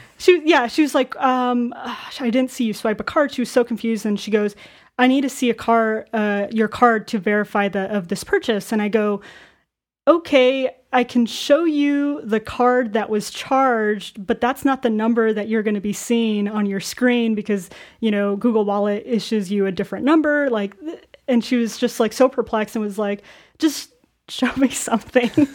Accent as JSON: {"language": "English", "region": "Arizona", "country": "United States", "tie": "born or raised there", "said": "I'm born and raised in Arizona"}